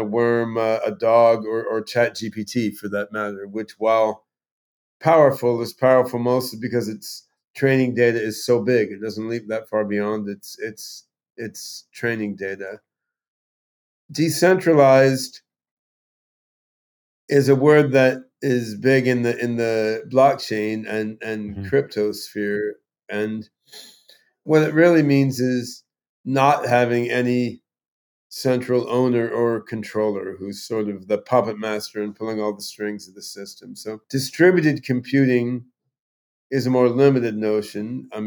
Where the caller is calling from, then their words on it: Vashon Island, Washington, United States; I'm on Vashon Island uh, off the coast